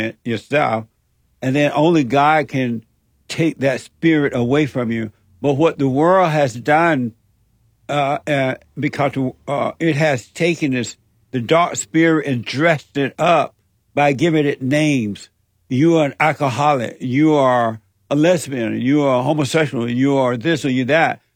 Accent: Alabama, United States; I grew up in Alabama on a plantation under the so-called Jim Crow laws

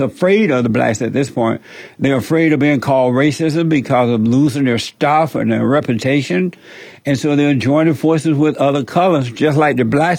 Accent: Alabama, United States; I grew up in Alabama, home Alabama, on a plantation.

